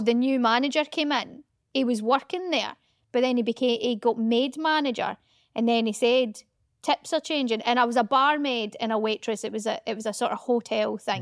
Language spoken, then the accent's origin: English; Scotland, United Kingdom; accent: Scottish; now in England; Does my Scottish accent get a little bit more Scottish